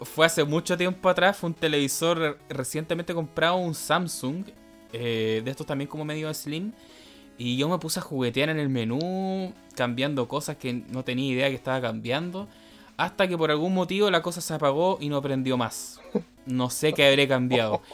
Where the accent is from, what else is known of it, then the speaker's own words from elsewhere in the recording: Chile; nosotros como sudamericanos, chilenos